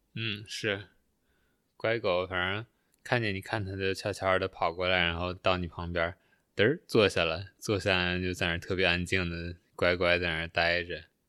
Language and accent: Chinese; China; moved away as an adult; also born or lived in Canada; 在国内的时候就关注，关注国内的东西